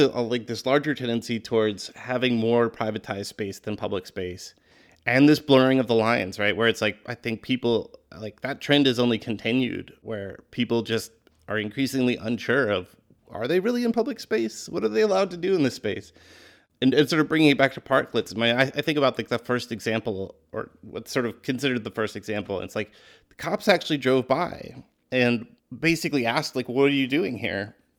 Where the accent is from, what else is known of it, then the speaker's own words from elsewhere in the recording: Minneapolis, Minnesota, United States; I mean, I grew up in Minneapolis, which has the dubious honor of being like the home to the first big suburban shopping mall and the Mall of America.